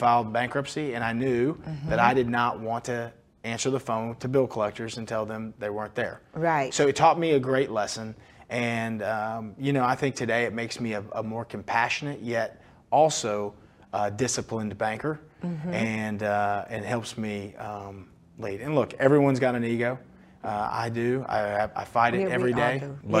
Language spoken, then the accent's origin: English; Fort Worth, Texas, United States; You know, when I was a child, my mom, we grew up in Fort Worth at Carswell Air Force Base